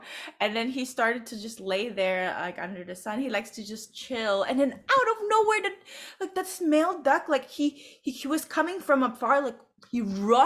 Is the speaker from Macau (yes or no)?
yes; Macau; now in United States; Together, we're from Macau. And that's why we speak Cantonese.